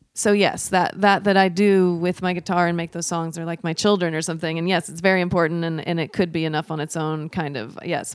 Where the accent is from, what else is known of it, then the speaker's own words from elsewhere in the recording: Portland, Oregon, United States; also born or lived in Troutdale, Oregon; So I am from here, from Portland, Oregon. I grew up on the East Side.